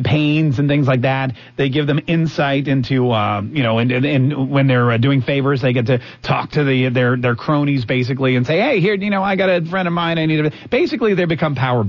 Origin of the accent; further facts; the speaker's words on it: North Carolina, United States; I was born in Bald, North Carolina.